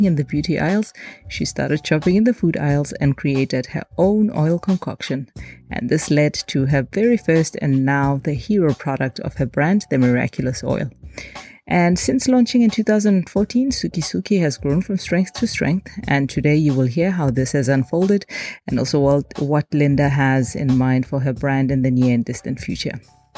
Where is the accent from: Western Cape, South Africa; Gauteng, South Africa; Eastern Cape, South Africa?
Gauteng, South Africa; Johannesburg; moved away as an adult; also born or lived in Cape Town, South Africa; now in Copenhagen, Denmark; South African cities of Johannesburg, where I come from, and Cape Town, where I've also lived.